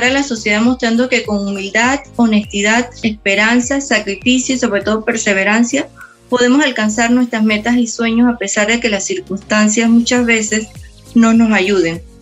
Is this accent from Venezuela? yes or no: no; Panama; also born or lived in Sao Paulo, Brazil; panameña, 47 años, casada con un hijo adolescente